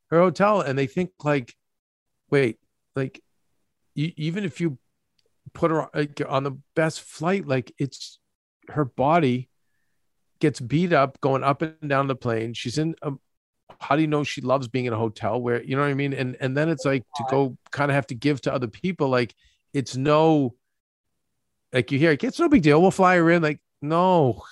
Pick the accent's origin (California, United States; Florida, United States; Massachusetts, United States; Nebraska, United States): Massachusetts, United States; Boston; moved away; also born or lived in Los Angeles; We are equal distant from Boston, people we grew up with, and New York, where we do business